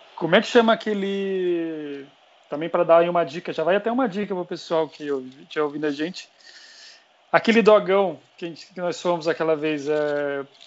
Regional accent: Pouso Alegre, Minas Gerais, Brazil; moved away as an adult; now in São Paulo, Brazil; eu sou mineiro, mas já paulistano desde 2010

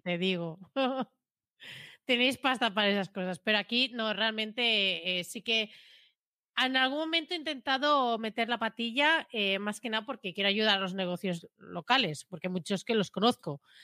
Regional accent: Premià, Catalonia, Spain; mi pueblo, conozco a la gente

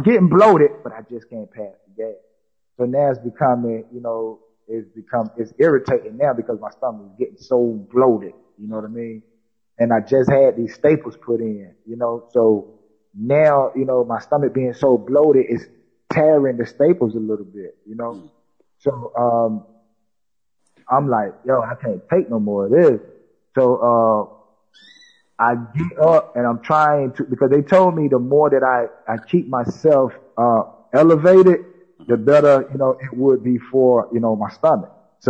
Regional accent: South Carolina, United States; I said, I'm not even from Florida. I said, I'm from South Carolina. I said, I got to get back up top.

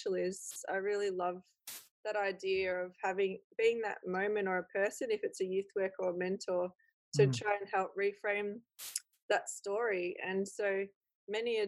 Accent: Echuca, Victoria, Australia; now in Doveton, Australia; I lived in country Victoria, and mostly around Echuca

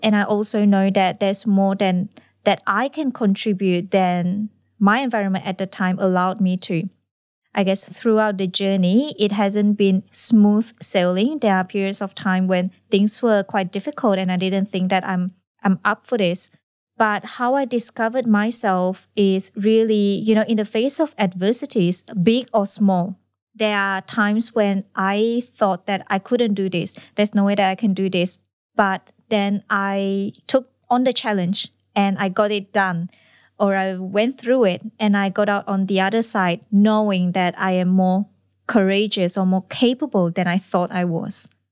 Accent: Malaysia; moved away as an adult; now in Australia; I come from Malaysia

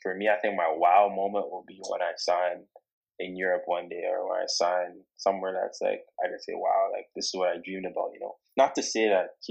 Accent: Toronto, Ontario, Canada; now in Oshawa, Canada; I'm from Toronto. I grew up in Toronto.

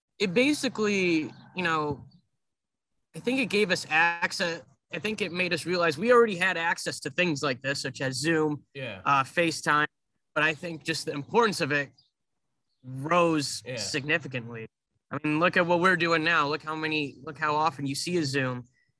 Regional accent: Meriden, Connecticut, United States; moved away as an adult; now in Rhode Island, United States; born and raised in Meriden, Connecticut

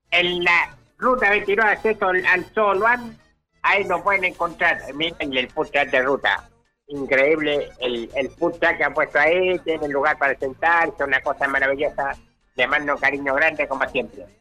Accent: Paine, Santiago Metropolitan Region, Chile; now in Argentina; Reyes, Laguna Culeo, en la comuna del Paine, provincia del Maipo, región metropolitana de Chile, pero soy naturalizado argentino y quiero mucho esta tierra

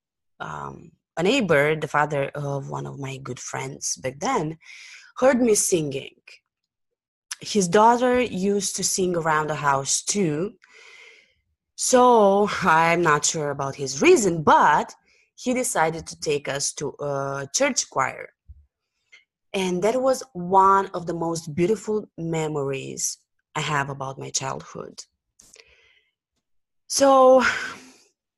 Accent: Bucharest, Romania; I was born and raised in Bucharest, Romania, which is a country in southeastern Europe.

